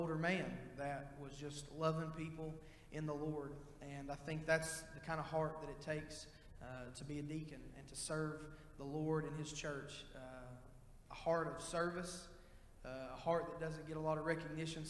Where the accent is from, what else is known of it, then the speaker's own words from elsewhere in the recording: Tennessee, United States; I am from Tennessee.